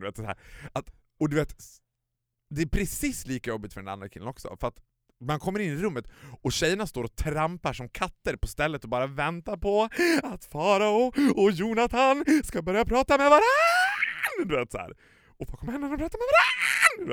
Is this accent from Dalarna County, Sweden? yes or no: yes; Borlänge, Dalarna County, Sweden; now in Stockholm, Sweden; hemma i Borlänge när man var liten